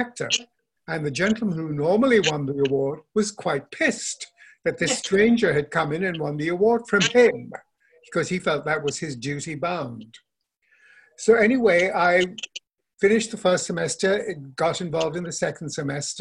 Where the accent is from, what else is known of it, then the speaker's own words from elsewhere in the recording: Kolkata, West Bengal, India; moved away as an adult; also born or lived in Darjeeling, India / Bangalore, India / Missouri, United States; I grew up in India, Calcutta